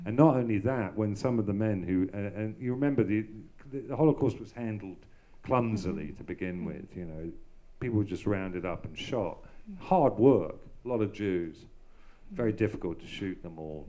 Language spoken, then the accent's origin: English; London, United Kingdom; I grew up in the Hampstead Garden suburb in North London in the 1960s.